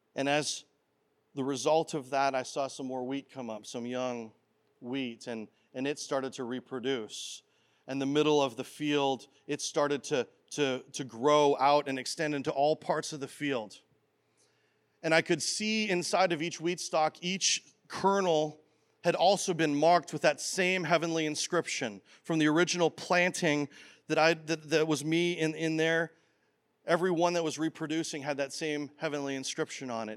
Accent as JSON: {"language": "English", "country": "Canada", "tie": "born or raised there", "said": "as a boy growing up in Canada"}